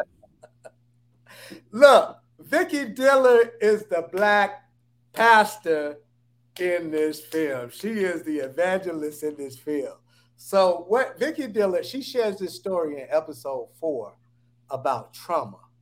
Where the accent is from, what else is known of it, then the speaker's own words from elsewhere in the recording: Atlanta, Georgia, United States; I'm based in Atlanta. I'm from Atlanta.